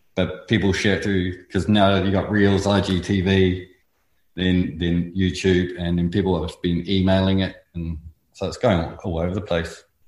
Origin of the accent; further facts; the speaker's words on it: North Island, New Zealand; moved away as an adult; also born or lived in Invercargill, New Zealand; now in Australia; we moved up to the North Island where I went to school and lived over there for a long time until I came over on a surf trip